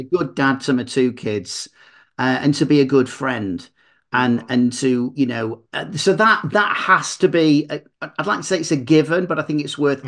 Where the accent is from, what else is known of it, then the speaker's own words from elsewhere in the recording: Manchester, North West England, United Kingdom; I'm from Manchester, so it's Mancunian motivation